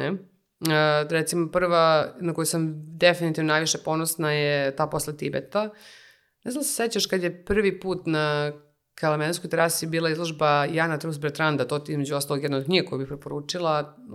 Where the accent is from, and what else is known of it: Serbia